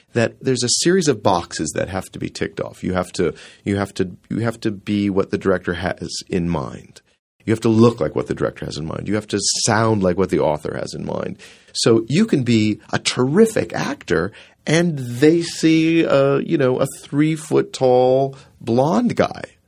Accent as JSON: {"language": "English", "town": "Rockford", "region": "Illinois", "country": "United States", "tie": "born or raised there", "said": "I grew up in Rockford, Illinois, and we had so much theater in that little town"}